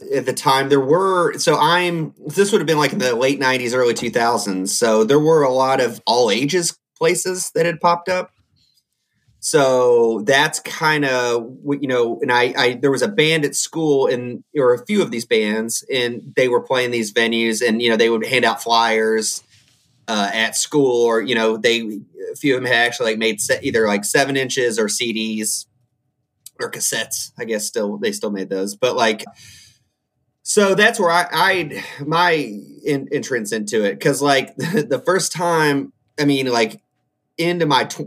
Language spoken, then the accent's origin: English; Indiana, United States; I grew up in Indiana.